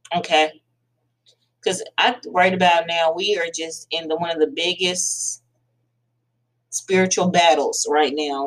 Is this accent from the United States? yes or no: yes; United States; I am African American